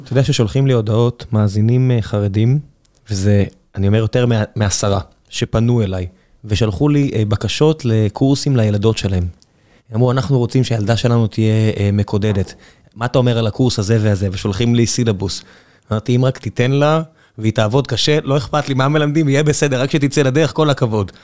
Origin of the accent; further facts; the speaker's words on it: Beersheba, Southern District, Israel; now in Tel Aviv, Israel; ואיפה שאני גדלתי בבאר שבע